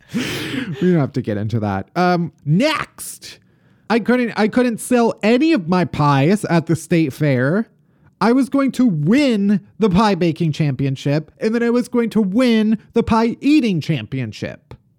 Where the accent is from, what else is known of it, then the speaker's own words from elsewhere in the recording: Oak Lawn / Alsip, Chicago Southwest suburbs, Illinois, United States; also born or lived in Evanston, Illinois; I'm from, uh, the Southwest suburbs